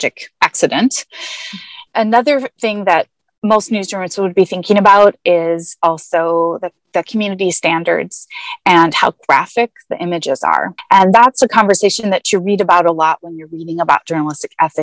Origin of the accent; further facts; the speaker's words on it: Seattle area, Northwest Washington State, United States; I hail from Northwest Washington State in Seattle area